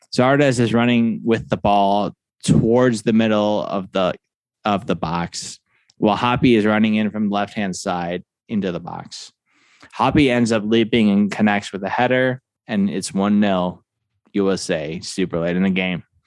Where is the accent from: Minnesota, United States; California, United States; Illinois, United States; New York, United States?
Illinois, United States; Chicago suburbs; I am from the Chicago suburbs. I'm from the west side, the Dallas Grove area, D G six three oh.